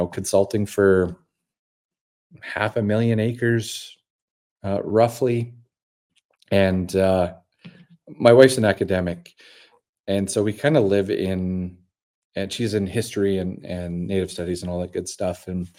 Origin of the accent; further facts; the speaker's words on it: Dormy, Saskatchewan, Canada; You know, I'm a farm kid. Again, I'm from Dormy, Saskatchewan. My dad and brother farm just over 10,000 acres there.